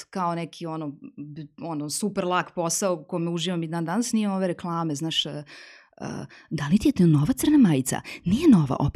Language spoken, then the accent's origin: Croatian; Serbia; kod nas u Srbiji